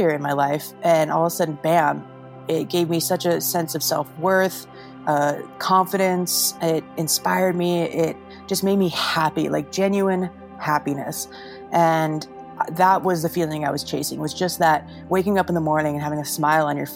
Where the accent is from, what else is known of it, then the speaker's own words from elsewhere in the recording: Idaho, United States; also born or lived in Salt Lake City; My folks were like classic ski bums, and we were living in Idaho